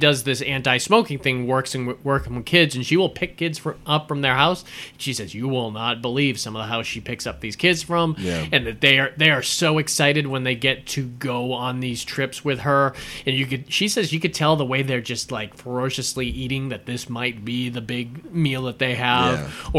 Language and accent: English; Florida, United States; I remember when this came out because we're from Florida, so we knew about Arlene Wuornos when it came out.